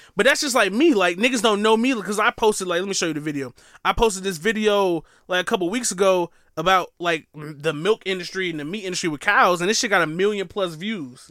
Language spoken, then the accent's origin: English; Milwaukee, Wisconsin, United States; moved away; Milwaukee, Wisconsin